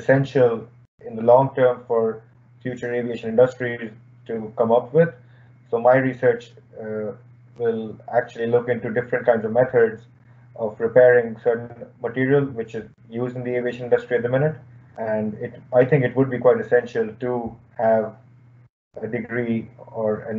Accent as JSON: {"language": "English", "country": "India", "moved": "as an adult", "lives_now": "Limerick, Ireland", "said": "I'm originally from India, and I had moved to Ireland or UL back in 2014"}